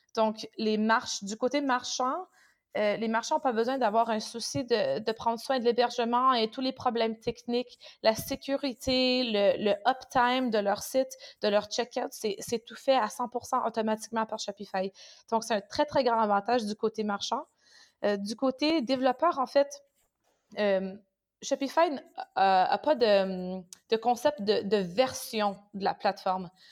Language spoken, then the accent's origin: French; Canada; also born or lived in France; now in Düsseldorf, Germany; je suis canadienne, donc j'habite à Düsseldorf.